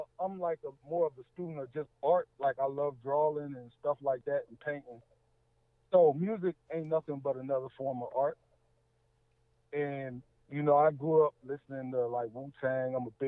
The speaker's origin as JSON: {"language": "English", "town": "Wilmington", "region": "Delaware", "country": "United States", "moved": "as an adult", "lives_now": "Georgia, United States", "said": "I'm from Delaware."}